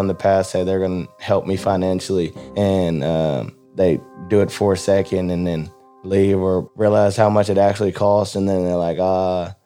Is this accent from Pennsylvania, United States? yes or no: no; Rockdale, Texas, United States; I grew up in Rockdale, Texas